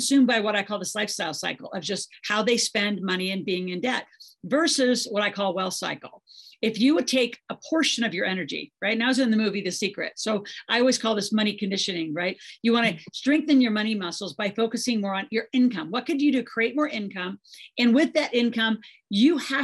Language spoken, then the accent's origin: English; Nebraska, United States; I grew up in Nebraska on a farm